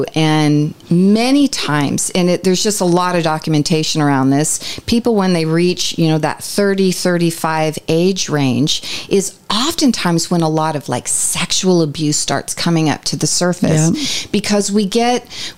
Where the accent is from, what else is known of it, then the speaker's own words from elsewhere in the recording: Ireland; I'm Irish.